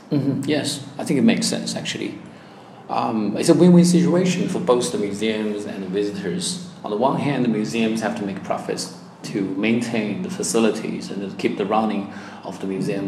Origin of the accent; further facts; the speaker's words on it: Changsha, Hunan, China; also born or lived in Melbourne, Australia; my hometown can learn uh, the stories about uh, the, the ancient uh, city of Changsha